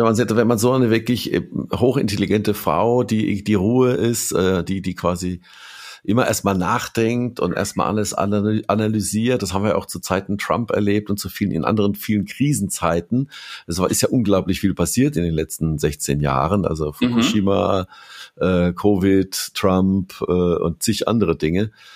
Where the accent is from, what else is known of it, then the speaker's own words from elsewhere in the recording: Germany; als Deutscher